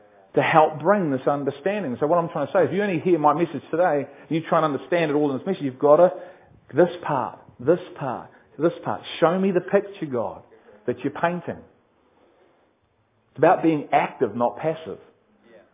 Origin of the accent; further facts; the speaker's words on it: Liverpool, North West England, United Kingdom; I am from Liverpool.